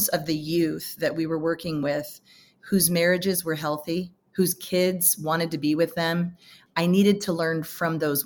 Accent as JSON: {"language": "English", "area": "San Francisco Bay Area", "region": "California", "country": "United States", "tie": "born or raised there", "said": "I grew up in the San Francisco Bay Area"}